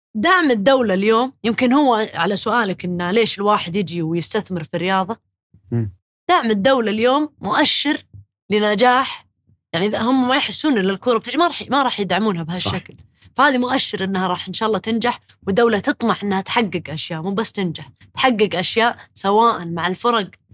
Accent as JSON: {"language": "Arabic", "country": "Saudi Arabia", "said": "احنا كسعوديين"}